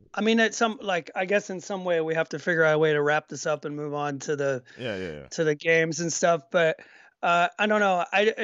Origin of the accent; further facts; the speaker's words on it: Georgia, United States; I grew up with these people, around these kind of people my whole life growing up in Georgia.